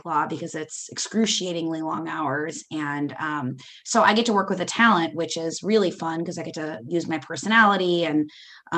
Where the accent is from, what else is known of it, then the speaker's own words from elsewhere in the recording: Dubuque, Iowa, United States; moved away as an adult; also born or lived in Des Moines, Iowa / Chicago; I was born in Iowa and I lived in Iowa until I was 25. I grew up in Dubuque, Iowa